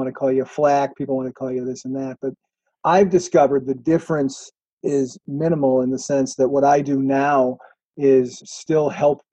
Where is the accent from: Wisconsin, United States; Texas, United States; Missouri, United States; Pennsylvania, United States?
Wisconsin, United States; in Racine, Wisconsin, near my hometown.